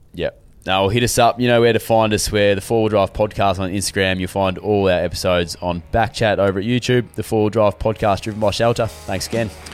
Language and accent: English; Western Australia, Australia; also born or lived in Melbourne area, Victoria; now in Melbourne, Australia; we're quite W A based here, obviously because we're, we're all from here